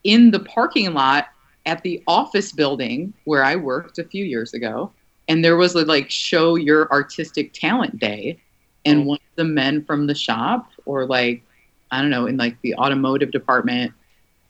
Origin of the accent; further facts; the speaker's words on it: United States; I'm an American